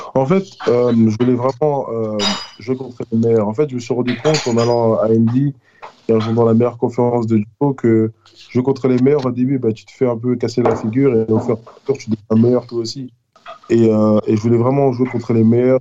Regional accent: France; now in United States; je suis français

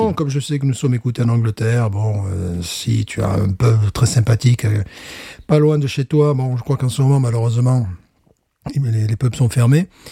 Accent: France; je suis français

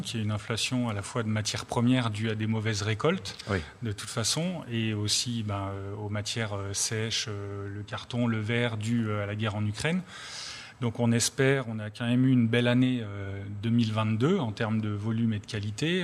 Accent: Drôme, Auvergne-Rhône-Alpes, France; je suis dromois

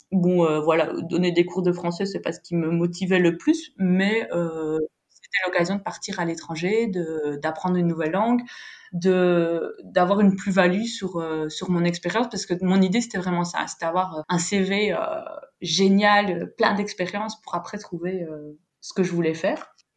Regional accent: Belgium; moved away as an adult; now in Valencia, Spain; Je suis belge, originaire donc euh, de la partie francophone de Belgique et depuis deux ans, je suis expatriée en Espagne, à Valence.

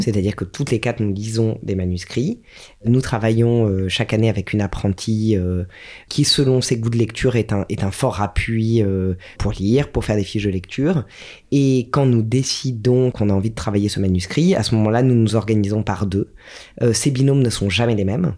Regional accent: Strasbourg, Grand Est, France; j'ai grandi à Strasbourg

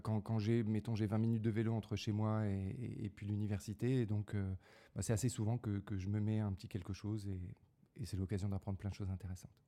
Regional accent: Draveil, Île-de-France, France; also born or lived in Paris; je suis né à Paris, puis j'ai grandi dans la banlieue parisienne

